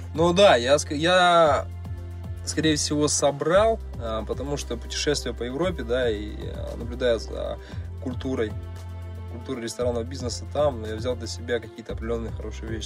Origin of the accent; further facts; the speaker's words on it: Noyabrsk, Yamalo-Nenets Autonomous Okrug, Russia; moved away as an adult; also born or lived in Moscow; now in Samara, Russia; я родился в Сибири, а, в городе Ноябрьске, это Ямал-Ненецкий автономный округ. Сейчас мне 29 лет, 18 из которых я прожил как раз там.